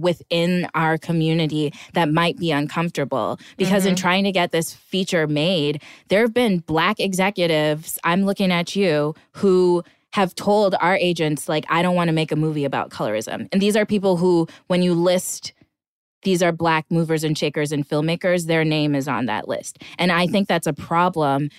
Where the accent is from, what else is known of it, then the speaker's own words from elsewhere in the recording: Minnesota, United States; moved away as an adult; also born or lived in Atlanta, Georgia; I grew up in Minnesota around a very white community